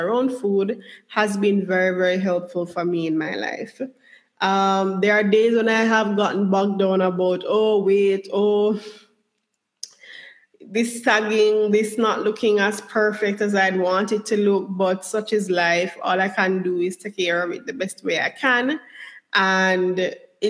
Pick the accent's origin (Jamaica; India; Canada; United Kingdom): Jamaica; moved away; also born or lived in United States; I was brought up in Jamaica